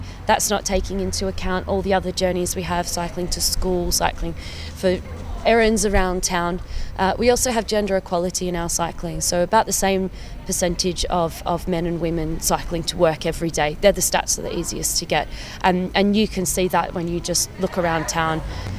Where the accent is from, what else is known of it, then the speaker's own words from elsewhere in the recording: Perth, Western Australia, Australia; moved away as an adult; also born or lived in Melbourne, Australia; now in Cambridge, United Kingdom; I'm originally from Australia. I was born and raised in Perth in Western Australia, but after graduating university, I was headhunted over to Melbourne to start my first professional job.